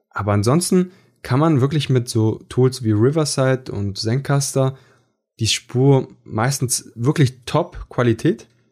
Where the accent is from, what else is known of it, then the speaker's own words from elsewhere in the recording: Italy; Ich bin Italiener